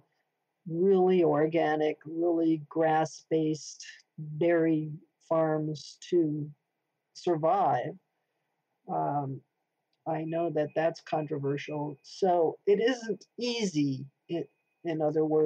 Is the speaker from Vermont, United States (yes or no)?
yes; Vermont, United States; I come from Vermont